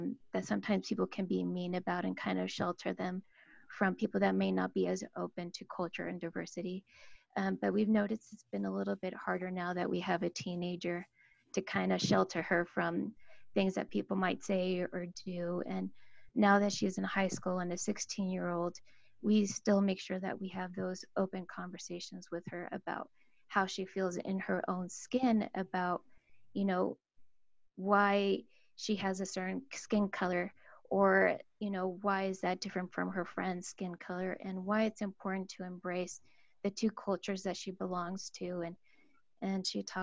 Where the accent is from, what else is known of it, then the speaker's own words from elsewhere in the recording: Mexico; now in Utah, United States; I am Mexican and my husband is Samoan.